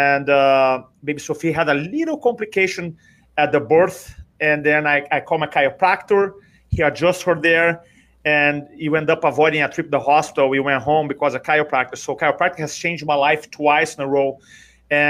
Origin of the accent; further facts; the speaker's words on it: Brazil; English is a second language; moved away as an adult; now in United States; I'm from Brazil originally. You may recognize the accent, but I live in America now for 23 years